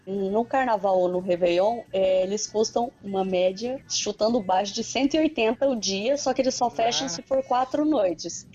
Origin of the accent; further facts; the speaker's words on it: Brazil; accent: caipira (rolled R, from the countryside); eu sou bem da roça, né? Eu moro distante de São Paulo, puxo o R bem